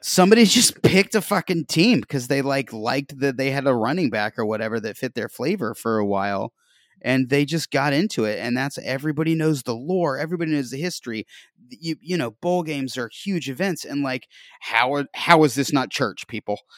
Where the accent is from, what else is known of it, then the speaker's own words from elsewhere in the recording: Northwest Georgia, United States; moved away as an adult; also born or lived in Nashville / New York; I'm from Northwest Georgia